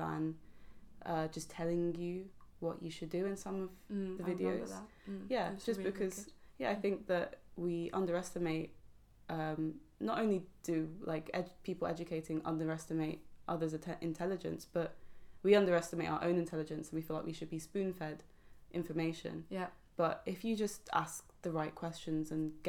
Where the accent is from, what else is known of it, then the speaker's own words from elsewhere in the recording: London, United Kingdom; I'm from London and half my family are black as well